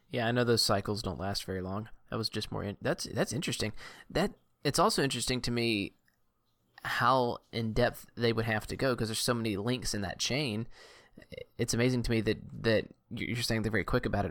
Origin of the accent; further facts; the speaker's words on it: Southeast Louisiana, United States; I grew up in Southeast Louisiana